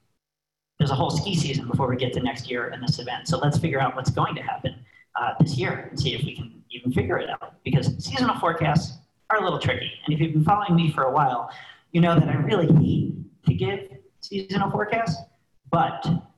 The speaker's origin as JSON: {"language": "English", "area": "Northeast, Shawnee Mountain", "region": "Pennsylvania", "country": "United States", "tie": "born or raised there", "said": "I grew up skiing in the Northeast at Shawnee Mountain, Pennsylvania."}